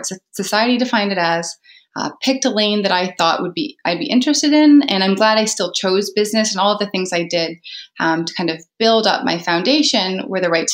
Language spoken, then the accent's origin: English; Canada; I'm also Canadian